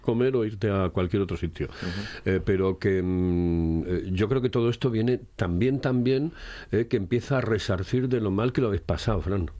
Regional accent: Asturias, Spain; se cogieron unas costumbres que no teníamos como asturianos

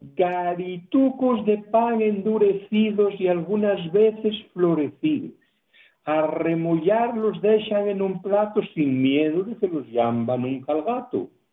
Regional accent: Asturias, Spain; lo que sufrimos los asturianos normalmente cuando salimos de Asturias

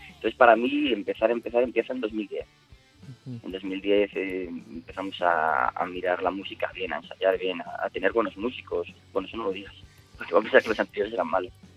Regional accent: Asturias, Spain; como todo asturiano amante del rock que se precie

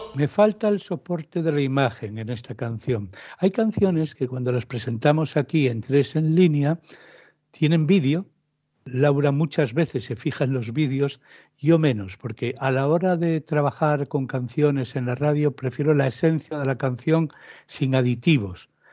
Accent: Asturias, Spain

